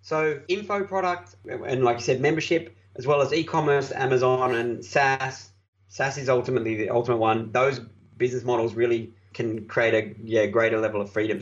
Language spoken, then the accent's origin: English; Australia; I'm an Aussie